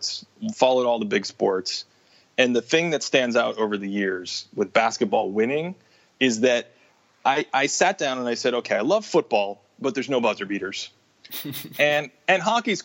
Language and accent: English; Boston, Massachusetts, United States; I grew up in Boston